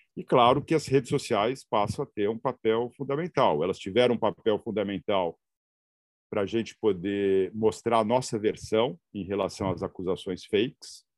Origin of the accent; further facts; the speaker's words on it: São Paulo, Brazil; moved away as an adult; also born or lived in Santarém, Pará; now in Tapajós, Pará, Brazil; sou nascido em São Paulo, venho da área de comunicação